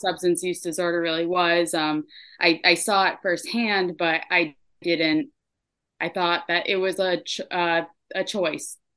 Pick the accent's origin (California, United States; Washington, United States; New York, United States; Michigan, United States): New York, United States; Troy; moved away as an adult; also born or lived in Burlington, Vermont; now in Vermont, United States; I was born in Troy, New York. I ended up in Vermont in 2018